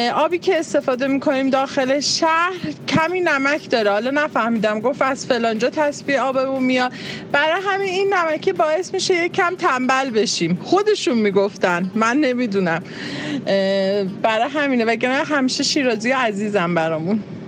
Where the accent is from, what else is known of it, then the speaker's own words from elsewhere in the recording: Tehran, Tehran Province, Iran; also born or lived in Khomein; ما هم که تو تهران به دنیا اومدیم